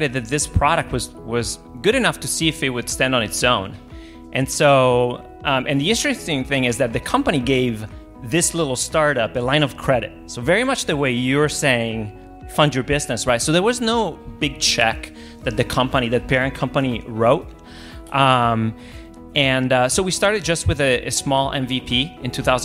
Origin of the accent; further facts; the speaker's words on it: Italy; now in United States; I'm originally from Italy